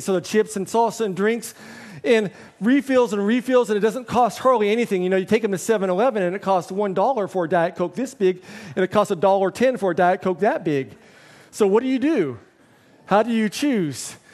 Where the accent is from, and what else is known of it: United States; moved away as an adult; now in Hong Kong